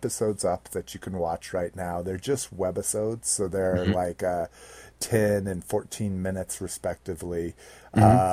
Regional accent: New Mexico, United States; everybody I grew up with in New Mexico

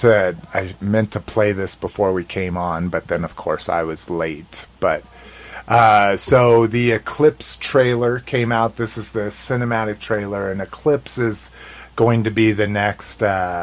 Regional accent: United States; I'm an American

